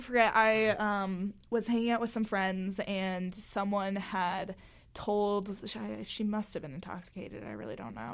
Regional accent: Florida, United States; moved away as an adult; now in Utah, United States; growing up in Florida

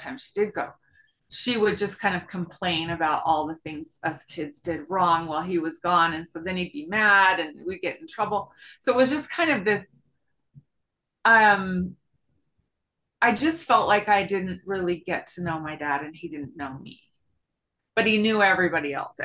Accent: Virginia, United States; moved away; also born or lived in Salt Lake City; I grew up on the East Coast in Virginia

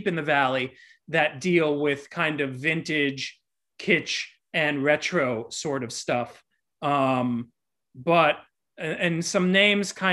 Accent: Miami, Florida, United States; also born or lived in New York; now in Los Angeles, United States; I'm originally from Miami

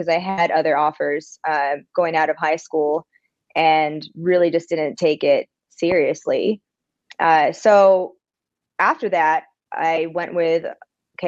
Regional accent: California, United States; moved away as an adult; now in Birmingham, United States; I definitely have love for my home state, my hometown. I think that I was very privileged in that sense of just having beautiful beaches

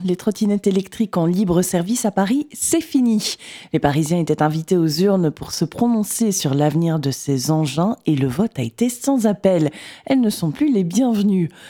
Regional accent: Belgium; chez nous, en Belgique

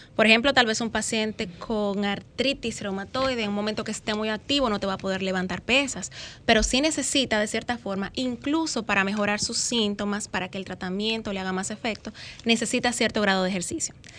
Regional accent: Santiago de los Caballeros, Santiago, Dominican Republic; yo estoy ubicada, soy de Santiago

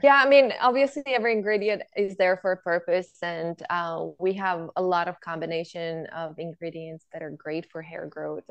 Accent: Bulgaria; moved away; I grew up in Bulgaria where my grandparents had a farm

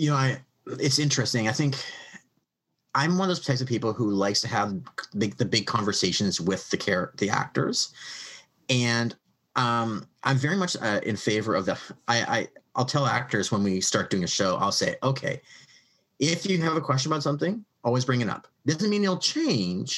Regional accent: Canada; I'm a Canadian writing American history

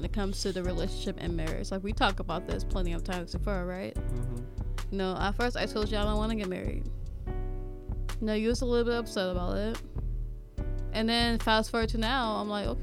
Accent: California, United States; now in Ohio, United States; I'm the new girl in the state. I'm from California

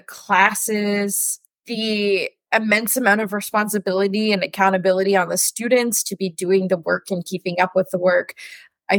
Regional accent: Ottawa, Ontario, Canada; I grew up in Ottawa in the West End, and I still live in the West End now.

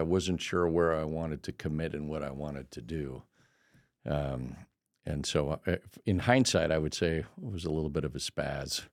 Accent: El Cajon, California, United States; moved away; also born or lived in Denver, Colorado; I grew up in El Cajon, California

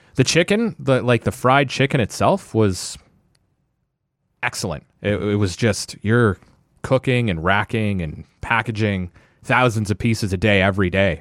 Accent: Ottawa, Ontario, Canada; Born and raised in Orleans

